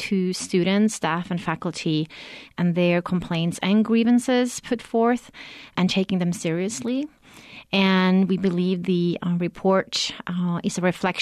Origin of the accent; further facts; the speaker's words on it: Norway; now in New Mexico, United States; I'm originally from Norway, but lived here in New Mexico for 20 years